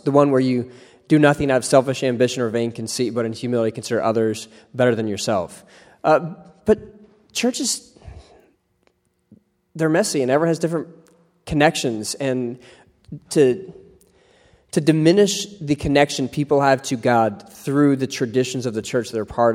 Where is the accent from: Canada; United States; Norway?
United States; Ohio; where I grew up in Ohio